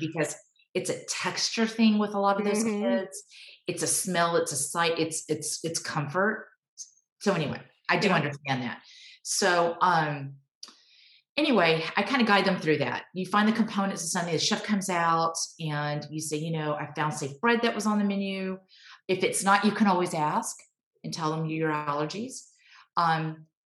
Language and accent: English; Texas, United States; I was born and raised in Texas